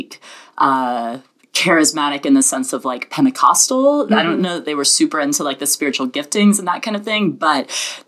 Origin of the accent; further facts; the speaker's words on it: the South, United States; I was born and raised in the South